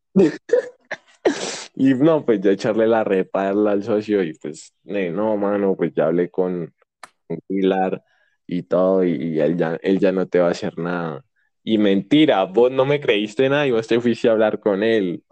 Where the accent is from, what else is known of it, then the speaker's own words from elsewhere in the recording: Popayán, Cauca, Colombia; also born or lived in Puerto Tejada; yo eh, nací en Popayán y pues vivo acá actualmente